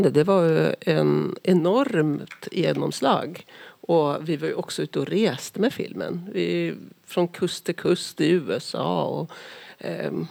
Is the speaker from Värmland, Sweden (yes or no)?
yes; Karlstad, Värmland, Sweden; now in Norway; Vi, Vi är, är ju från Karlstad bägge två.